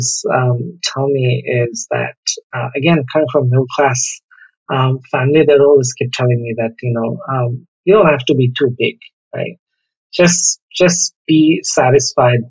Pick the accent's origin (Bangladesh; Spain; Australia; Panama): Bangladesh; Dhaka, Dhaka Division; For a very early age, I grew up in Mirpur.